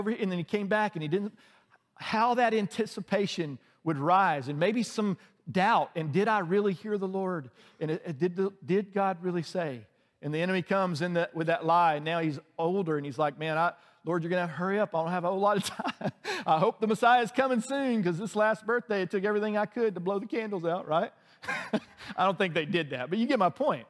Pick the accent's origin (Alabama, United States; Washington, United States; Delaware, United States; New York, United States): Alabama, United States; outside of Birmingham; moved away as an adult; now in Atlanta, United States; I grew up outside of Birmingham, and Birmingham is the largest city in our state